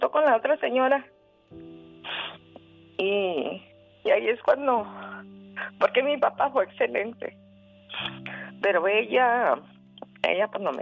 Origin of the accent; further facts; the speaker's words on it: Chihuahua, Mexico; also born or lived in Guadalajara; mi papá em, se, estaba viviendo en Chihuahua. Entonces la trajo a Chihuahua y ahí nací yo en Chihuahua.